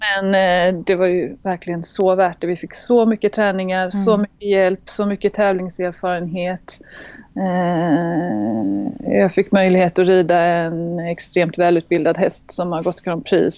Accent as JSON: {"language": "Swedish", "town": "Gothenburg", "region": "Västra Götaland", "country": "Sweden", "tie": "born or raised there", "also_born_or_lived": "Halmstad", "moved": "yes", "lives_now": "France", "said": "jag kommer från början från Göteborg mm. eh, och växte upp där."}